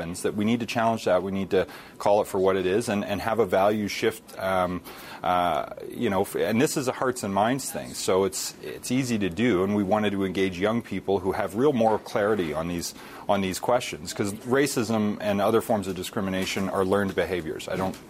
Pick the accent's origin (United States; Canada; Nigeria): Canada